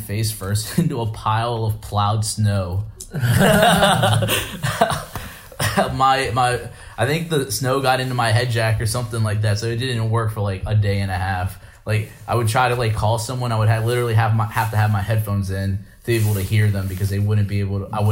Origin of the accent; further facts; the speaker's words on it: Chambersburg, Pennsylvania, United States; also born or lived in Shippensburg; I'm only from Chambersburg. I'm only gonna be living there to get off my feet